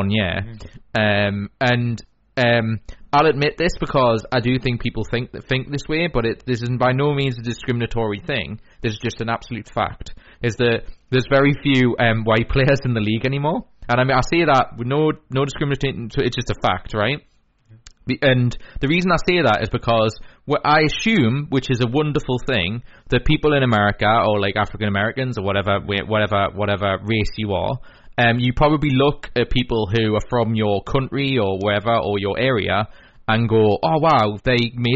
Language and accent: English; Newcastle upon Tyne, North East England, United Kingdom; So we're from the Newcastle area, so we support Newcastle United